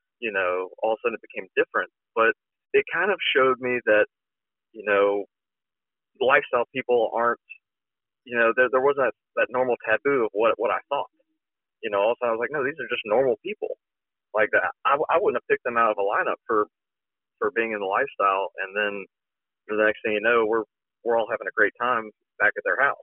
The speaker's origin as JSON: {"language": "English", "region": "Alabama", "country": "United States", "tie": "born or raised there", "said": "I grew up in very conservative Alabama"}